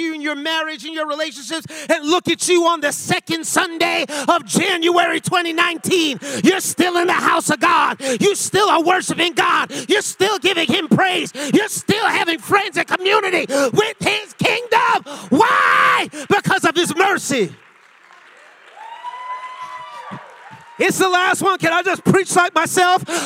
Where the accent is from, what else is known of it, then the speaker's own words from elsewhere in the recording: New York City, New York, United States; now in Lawrence, United States; I was born and raised in the Bronx, but my parents are Jamaican